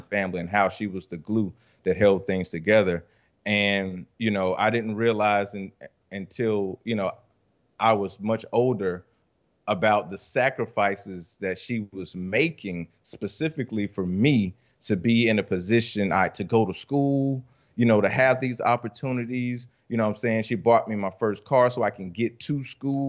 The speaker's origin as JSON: {"language": "English", "town": "Rock Hill", "region": "South Carolina", "country": "United States", "also_born_or_lived": "Columbia, South Carolina / Charlotte, North Carolina", "said": "I'm from Rock Hill, South Carolina"}